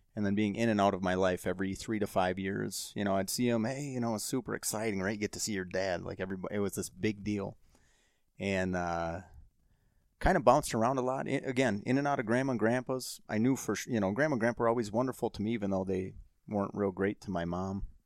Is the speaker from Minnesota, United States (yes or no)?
yes; Saint Paul, Minnesota, United States; growing up in Saint Paul